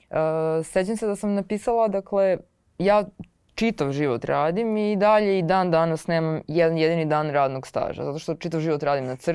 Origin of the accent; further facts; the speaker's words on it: Belgrade, Serbia; ja sam iz Beograda, na, ce, na Cereku sam odrasla, iz tog sam kraja, sad živim u, u Kumodražu